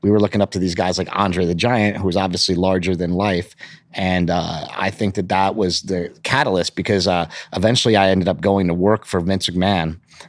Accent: Poughkeepsie, New York, United States; We grew up in Poughkeepsie, New York. We were from upstate New York.

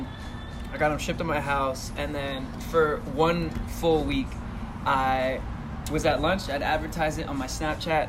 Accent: Orlando, Florida, United States; So I'm 17. I'm from the Orlando area, 407

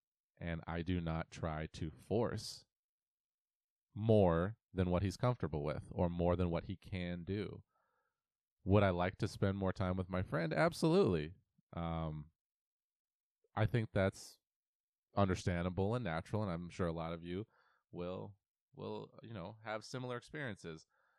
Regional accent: Auburn, Washington, United States; We grew up in Auburn, Washington, together.

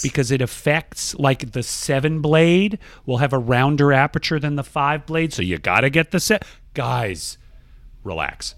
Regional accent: Georgia, United States; Georgia, my home state

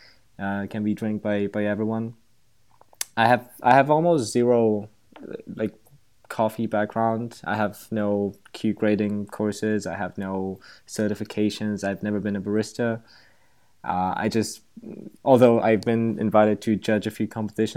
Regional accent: Slovakia; now in Prague, Czech Republic; I'm from Slovakia, a little country in Central Europe. I'm currently living in Prague

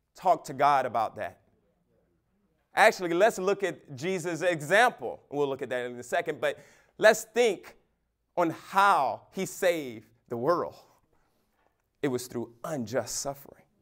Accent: United States; American Christians

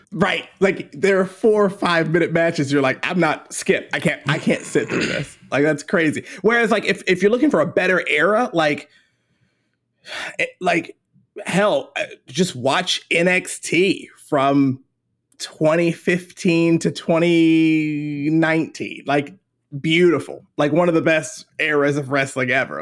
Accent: Baltimore, Maryland, United States; now in Charleston, United States; I'm from Baltimore originally

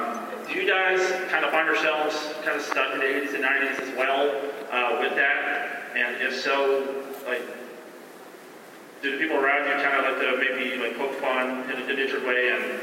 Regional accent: San Antonio, Texas, United States; Hi, guys. … I'm from San Antonio, Texas.

